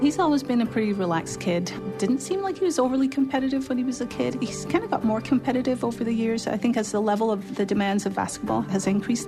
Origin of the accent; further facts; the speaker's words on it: Glasgow, Scotland, United Kingdom; also born or lived in London; I was born in London. But a few months later, we moved up to Glasgow, to Scotland. And that's where I actually grew up